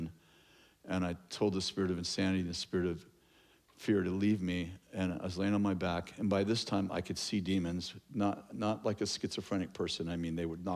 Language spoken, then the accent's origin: English; Sunnyvale, California, United States; moved away as an adult; also born or lived in Lewiston, California; We were born and raised in Sunnyvale, San Jose area